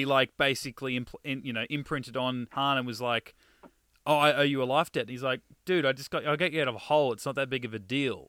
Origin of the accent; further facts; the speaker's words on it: Australia; we're Australian